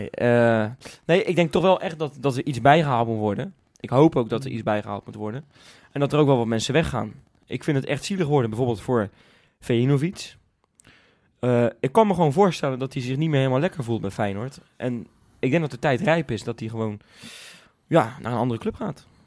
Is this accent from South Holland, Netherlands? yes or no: no; Zeeland, Netherlands; Hij komt maar, van hetzelfde eiland als waar ik vandaan kom, jongens.